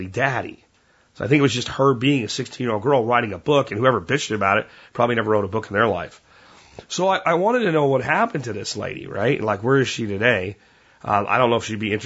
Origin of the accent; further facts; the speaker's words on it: Pennsylvania, United States; moved away; growing up in Pennsylvania, even though I grew up there in the 80s